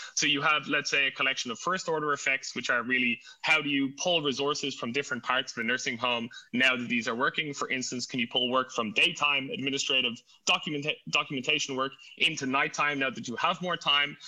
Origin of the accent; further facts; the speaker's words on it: Ireland; now in Berlin, Germany; I'm actually uh, Irish. So if you hear an accent, it is not it is not German